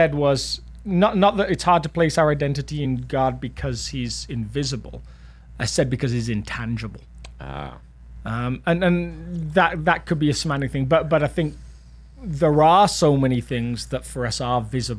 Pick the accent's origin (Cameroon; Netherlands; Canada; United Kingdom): United Kingdom; now in United States; I'm British. in case you didn't realize, in case I hadn't talked about it enough.